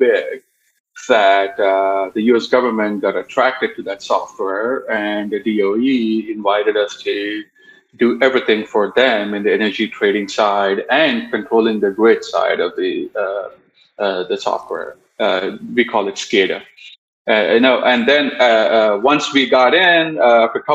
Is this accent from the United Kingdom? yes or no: no; India; moved away as an adult; also born or lived in Arizona; now in Sacramento, United States; I was born and raised in India